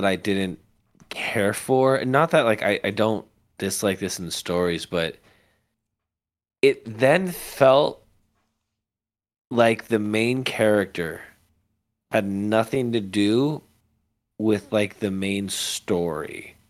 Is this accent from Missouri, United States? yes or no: no; Las Vegas, Nevada, United States; it's happened at the Bank of America by where we grew up here in Vegas.